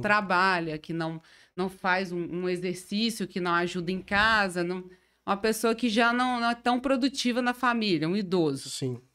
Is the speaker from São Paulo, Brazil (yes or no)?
no; Carangola, Minas Gerais, Brazil; moved away as an adult; now in Itaperuna, Brazil; eu sou mineira, né? Eu sou de Carangola.